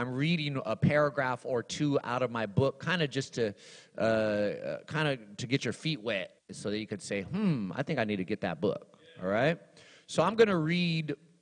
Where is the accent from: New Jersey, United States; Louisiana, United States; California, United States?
California, United States; Los Angeles; also born or lived in Texas; I was born in Los Angeles, turned 16 in Texas